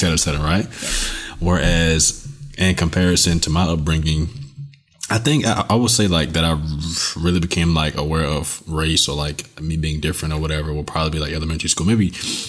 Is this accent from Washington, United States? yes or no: no; South Florida, United States; as an African American, and then being a Native Floridian, like, so I was born and raised in Florida, growing up in South Florida, where you have the Caribbean population